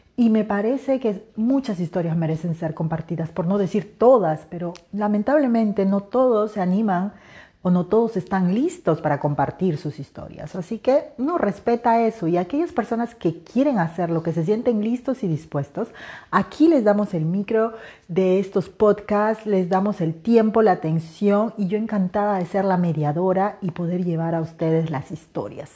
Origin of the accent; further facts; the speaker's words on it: Peruvian Amazon, Peru; moved away; Soy una mujer de la selva